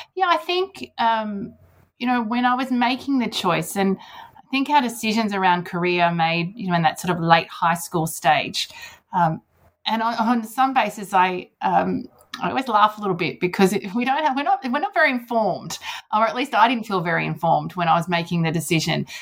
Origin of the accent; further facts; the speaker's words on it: Sydney, New South Wales, Australia; Sydney is my home home. New South Wales, my home state.